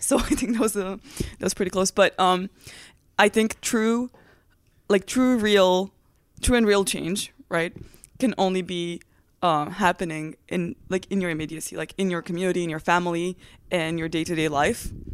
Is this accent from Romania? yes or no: yes; Transylvania, Romania; English is a second language; moved away as an adult; now in United States; I'm from Transylvania, Romania